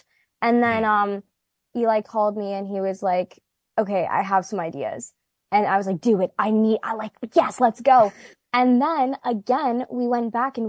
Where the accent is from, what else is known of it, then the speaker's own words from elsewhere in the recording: Canada; us Canadians